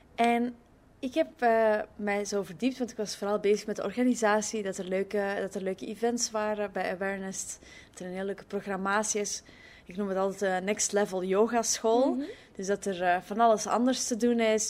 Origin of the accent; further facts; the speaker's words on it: Belgium; now in Netherlands; ik ben als Belg eh, in, in Nederland nu